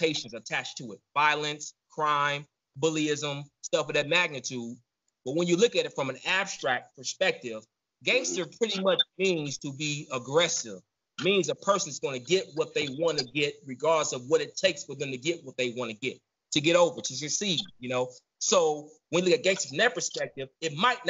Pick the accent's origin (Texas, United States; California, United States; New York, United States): California, United States; Southern; also born or lived in Chicago; I was born in Chicago, raised in Southern California